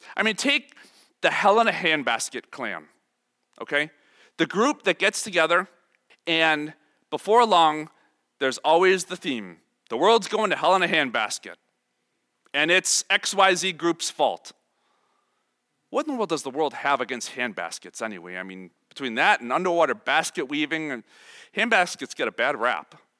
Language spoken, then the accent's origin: English; Chicago, Illinois, United States; I am from Chicago, I am about the poster child of suburban Chicago life